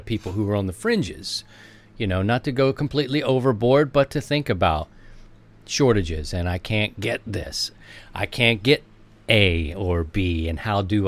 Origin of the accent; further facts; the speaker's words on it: Baltimore, Maryland, United States; I'm from Baltimore